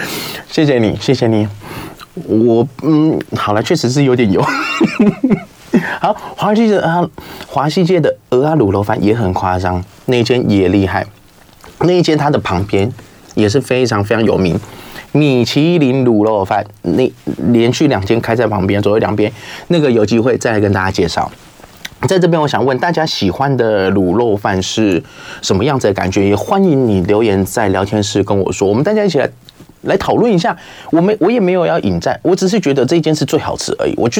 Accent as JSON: {"language": "Chinese", "town": "Keelung", "country": "Taiwan", "tie": "born or raised there", "said": "从小在基隆长大"}